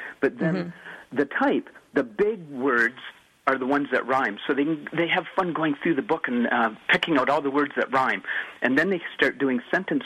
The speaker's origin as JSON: {"language": "English", "country": "Canada", "said": "I'm from Canada"}